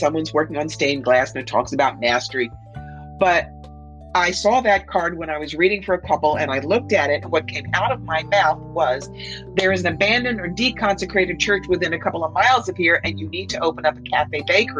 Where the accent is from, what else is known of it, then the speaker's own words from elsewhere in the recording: Camden, New Jersey, United States; when I was 4 years old, growing up in Camden, New Jersey